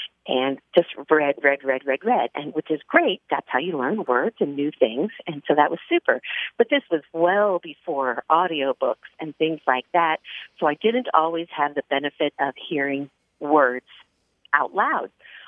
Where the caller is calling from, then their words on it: Newbury Park, California, United States; I'm calling from Newberry Park, California.